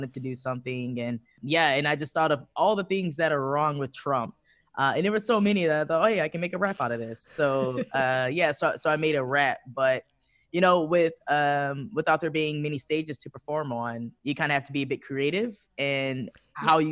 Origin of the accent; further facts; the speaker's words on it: Detroit, Michigan, United States; now in Amsterdam, Netherlands; I'm from Detroit. It's my hometown.